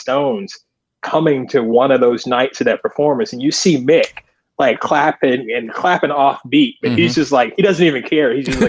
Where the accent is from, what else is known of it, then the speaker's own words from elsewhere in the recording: the South, United States; as a kid growing up in the South who was aware of, you know, gospel music and performers